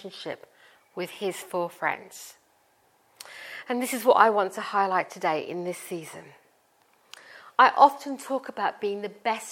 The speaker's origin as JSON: {"language": "English", "country": "India", "tie": "born or raised there", "said": "I am Indian and I was born in India and I was raised in a Sikh family. And I grew up as a Sikh"}